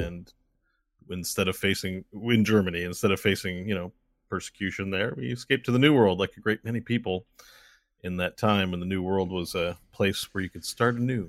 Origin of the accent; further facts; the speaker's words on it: Canada; we're as Canadian as Canadian gets in terms of surviving cold weather